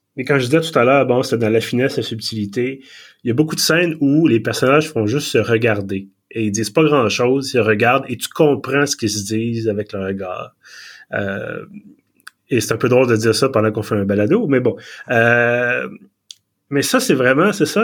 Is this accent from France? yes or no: no; Montreal, Quebec, Canada; j'ai émigré de, de Villeray à Montréal-Nord, euh, au plateau